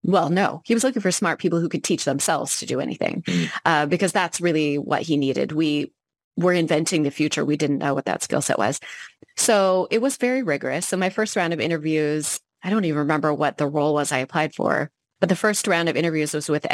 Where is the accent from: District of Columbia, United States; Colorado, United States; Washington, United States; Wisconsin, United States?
Washington, United States; Seattle; also born or lived in Tampa, Florida / Anchorage, Alaska; I graduated from University of Washington, Seattle, which is my hometown, in 2002.